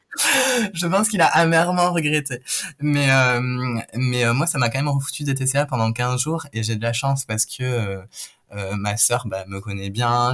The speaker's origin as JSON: {"language": "French", "town": "Toulouse", "region": "Occitania", "country": "France", "moved": "yes", "said": "je viens de Toulouse"}